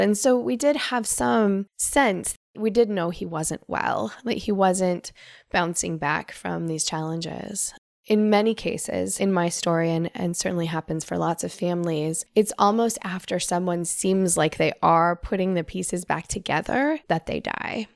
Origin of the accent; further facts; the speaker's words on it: Northern California, United States; I grew up in Northern California